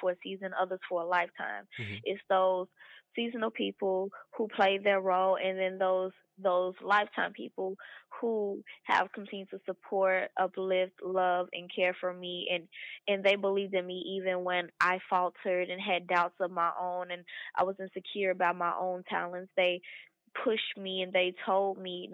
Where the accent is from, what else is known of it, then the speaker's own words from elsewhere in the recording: Louisville, Kentucky, United States; Was born and raised in Louisville, Kentucky